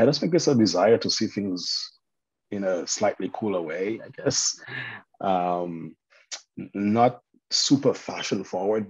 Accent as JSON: {"language": "English", "country": "Dominica", "tie": "born or raised there", "moved": "as an adult", "lives_now": "China", "said": "I'm from the Caribbean"}